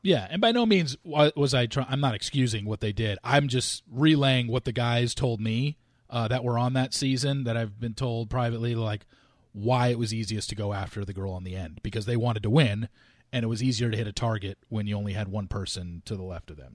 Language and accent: English; Southern California, United States; I grew up in Southern California.